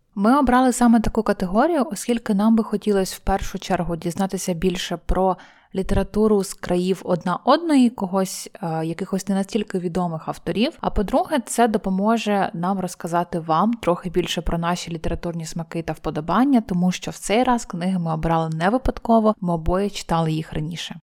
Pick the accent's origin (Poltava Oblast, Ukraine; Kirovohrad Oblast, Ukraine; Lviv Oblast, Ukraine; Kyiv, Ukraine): Poltava Oblast, Ukraine; я сама з Полтавщини.